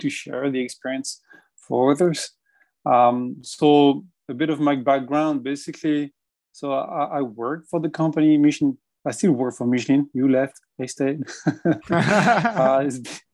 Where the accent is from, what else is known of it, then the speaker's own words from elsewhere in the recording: Brittany, France; English is a second language; moved away as an adult; also born or lived in Paris, France; now in Montreal, Canada; Paris is not my hometown, right? And so I came from Brittany. And I left Brittany very, very early, you know, to finish my studies